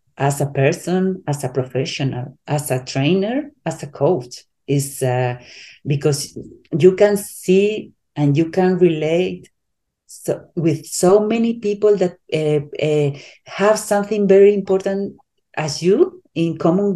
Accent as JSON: {"language": "English", "country": "Spain", "said": "I'm from Europe, I'm from Spain. So I'm not, my culture is different than in United States."}